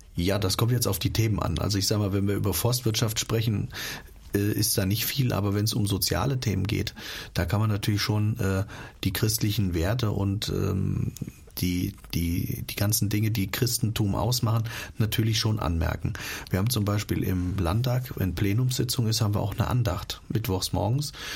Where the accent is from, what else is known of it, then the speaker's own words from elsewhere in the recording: Hesse, Germany; bei uns in Hessen